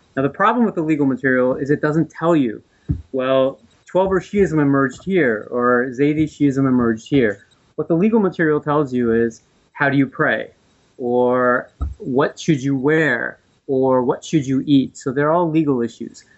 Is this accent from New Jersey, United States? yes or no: yes; New Jersey, United States; I'm from the East Coast. I was raised in New Jersey